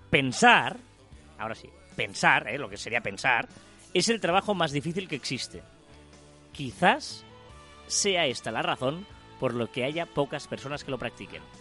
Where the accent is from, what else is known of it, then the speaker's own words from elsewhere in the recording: Sabadell, Catalonia, Spain; De hecho, nosotros somos de Sabadell.